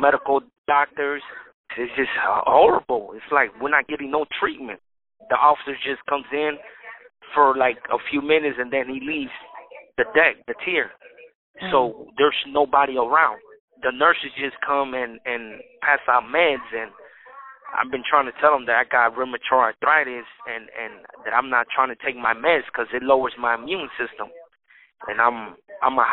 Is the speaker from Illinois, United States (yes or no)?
yes; Chicago, Illinois, United States; also born or lived in Mexico; I'm definitely from Chicago